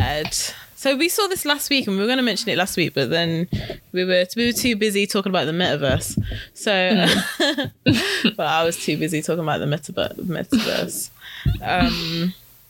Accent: United Kingdom; we are British

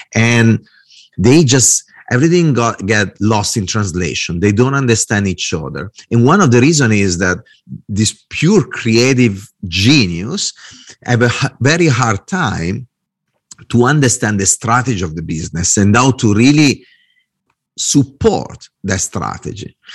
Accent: Italy; English is a second language; moved away as an adult; also born or lived in Milan / Dublin; I'm a designer, I'm Italian

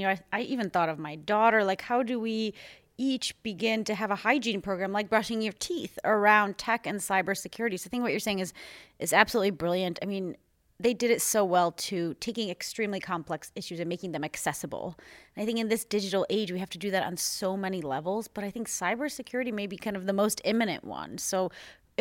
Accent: United States; moved away; also born or lived in Europe; As an American who's lived here

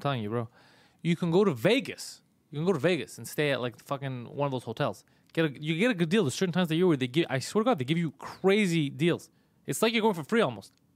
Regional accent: Montreal, Quebec, Canada; it's a neighborhood we're from

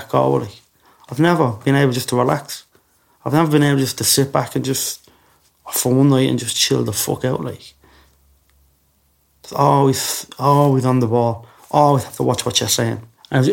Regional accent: Dublin, Leinster, Ireland; moved away as an adult; also born or lived in England; they smuggled me from Belfast to Ballymun. That's where I went back

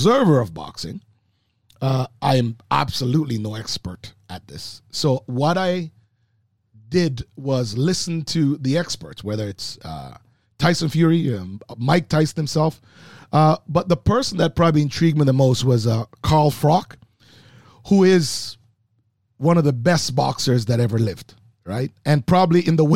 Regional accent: Manchester, Jamaica; moved away; Growing in Manchester, Jamaica

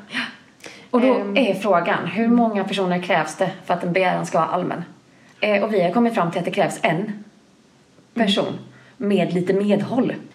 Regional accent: Bankeryd, Jönköping County, Sweden; also born or lived in Linköping; now in Malmö, Sweden; säger jag Jönköping, Jönköping för att folk ska mm. förstå vart jag är från Bankeryd

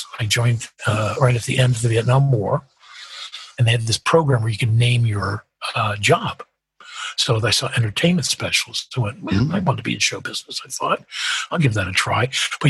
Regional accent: Midwest, United States; moved away as an adult; now in United Kingdom; There's a very easygoing Midwestern thing, which I do miss growing up in the Midwest.

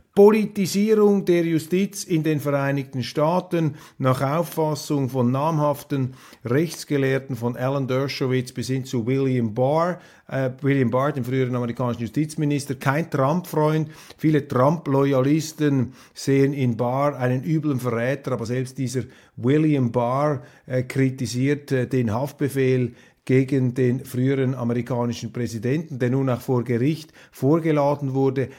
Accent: Switzerland; Wir Deutschschweizer, der Dialekt äh, ist sozusagen das Zentralmassiv unserer Identität.

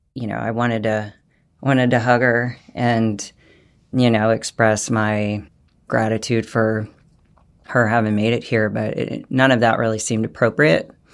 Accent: United States; As an American woman

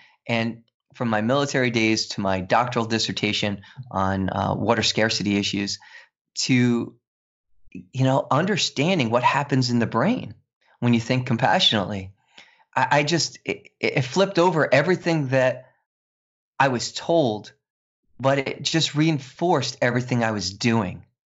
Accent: New York City, New York, United States; I'm a New York City kid. I played stickball and stoop ball, and you know, I'm from the Bronx. And even though I don't sound it, right, I don't have that accent.

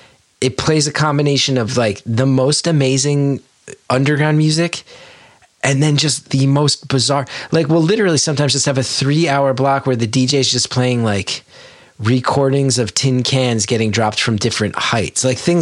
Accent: New Jersey, United States; growing up in North Jersey in particular at the time.

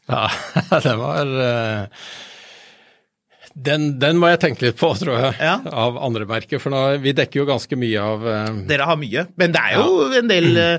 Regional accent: Bærum, Akershus, Norway; Jeg er fra Bærum.

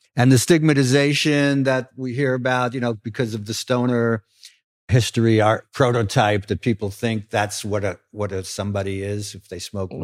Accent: New York City, New York, United States; as a kid growing up in Brooklyn

